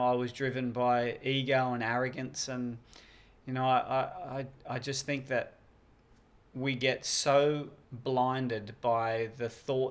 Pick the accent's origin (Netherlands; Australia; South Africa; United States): Australia; I've done a lot of different stuff on TV overseas and here in Australia